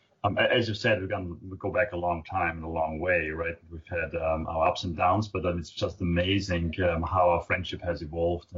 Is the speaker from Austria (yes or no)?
yes; Austria; I'm from Austria, the small little country in the middle of Europe.